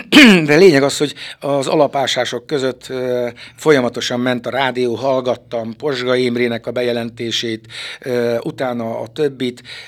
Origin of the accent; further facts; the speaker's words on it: Szekszárd, Tolna, Hungary; also born or lived in Harkány; Ide helyezték édesapámat a templom tövében, a szexárdi parókián, Kálvin téren volt, nőttem fel, ifjúságomat itt töltöttem